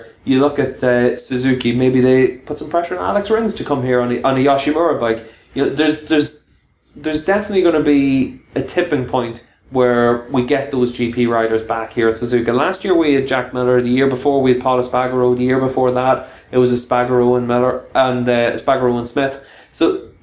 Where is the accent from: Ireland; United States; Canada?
Ireland; being an Irishman